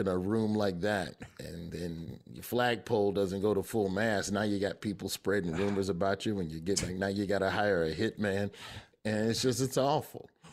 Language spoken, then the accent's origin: English; Alabama, United States; I'm from Alabama